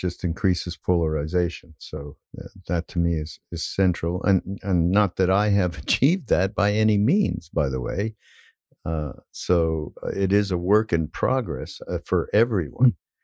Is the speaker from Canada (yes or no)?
yes; Canada; now I'm Canadian